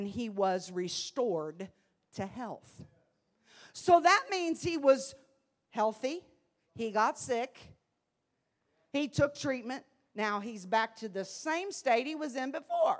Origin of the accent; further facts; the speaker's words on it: Columbus, Ohio, United States; moved away as an adult; now in Evansville, United States; being a city girl, I was raised in Columbus, Ohio